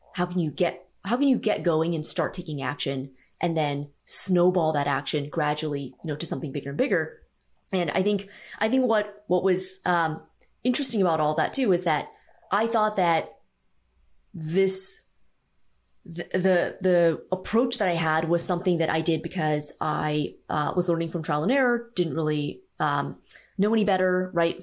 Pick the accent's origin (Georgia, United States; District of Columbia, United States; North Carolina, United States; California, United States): California, United States; San Francisco Bay Area; I grew up in the San Francisco Bay Area, about forty-five minutes outside of the city